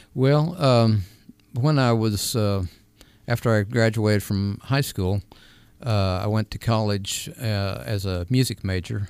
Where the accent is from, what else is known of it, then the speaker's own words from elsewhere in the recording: California, United States; also born or lived in New Mexico; now in Arizona, United States; I was born in California, so we lived right out there where they were